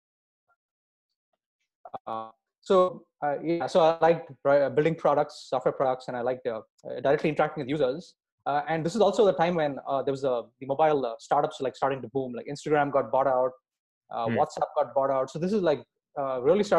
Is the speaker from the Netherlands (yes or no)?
no; India; I grew up in India, and I've been programming since the age of 11.